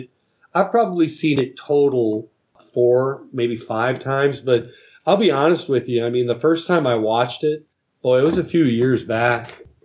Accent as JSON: {"language": "English", "town": "Minneapolis", "region": "Minnesota", "country": "United States", "tie": "born or raised there", "said": "we were coming home from, I grew up in Minneapolis"}